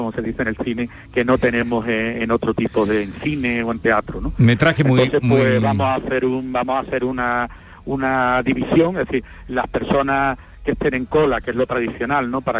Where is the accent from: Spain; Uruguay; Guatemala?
Spain; Andalusia; que eso siempre lo tengo porque es mi tierra y siempre, siempre me acuerdo, ¿no? Muchos años en Sevilla